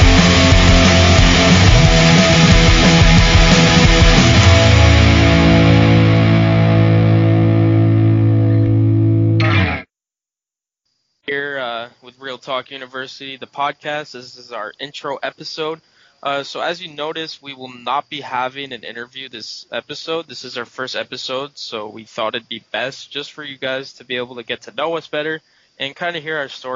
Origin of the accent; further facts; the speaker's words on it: Binghamton, New York, United States; I grew up in Binghamton all my life